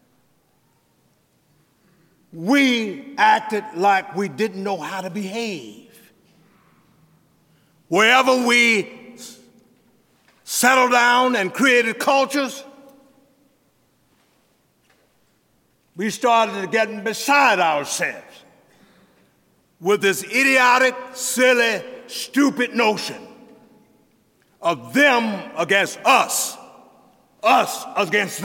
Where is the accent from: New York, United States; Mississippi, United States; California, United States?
Mississippi, United States; Jackson; moved away; I'm from Jackson, Mississippi, and I'm proud of it. Proud that I was born at 128 East Cohee Street in the segregated South.